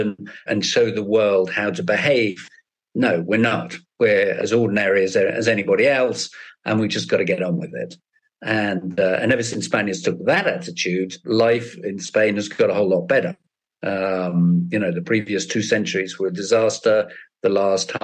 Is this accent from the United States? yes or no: no; United Kingdom; I'm British as well